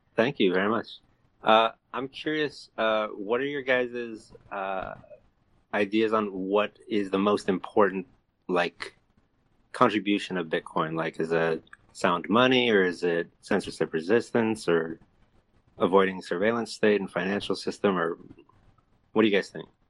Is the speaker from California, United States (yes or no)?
yes; California, United States; I'm from California, and I, I actually work at a casino.